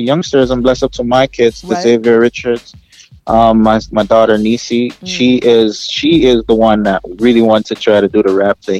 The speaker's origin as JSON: {"language": "English", "country": "Jamaica", "accent": "Canadian, New Yorkish", "said": "I want people to know that I'm Jamaican, I'm representing for Jamaica as well."}